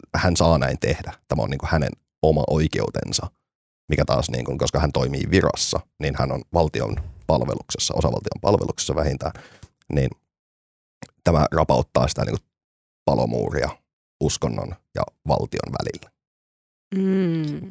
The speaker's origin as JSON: {"language": "Finnish", "town": "Oulu", "region": "North Ostrobothnia", "country": "Finland", "tie": "born or raised there", "said": "kun olin pieni, pieni ihminen tuolla Oulussa"}